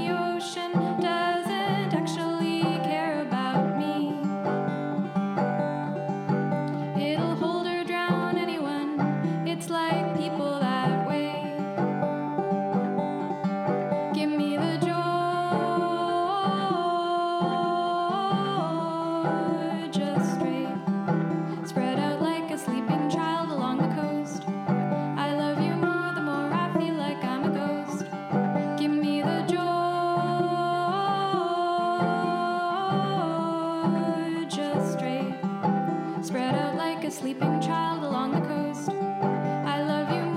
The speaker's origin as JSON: {"language": "English", "region": "British Columbia", "country": "Canada", "tie": "born or raised there", "moved": "yes", "lives_now": "Montreal, Canada", "said": "I'm from BC. I'm from the West Coast."}